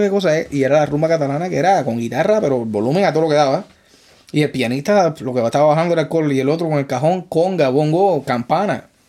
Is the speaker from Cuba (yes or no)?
yes; Cuba; moved away as an adult; also born or lived in Spain; now in New York, United States; Yo salí de Cuba en 2004